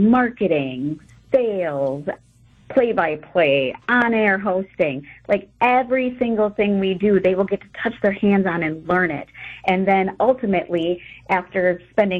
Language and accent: English; Beaver Dam, Wisconsin, United States; I was born and raised in Beaver Dam, so I spent a majority of my life here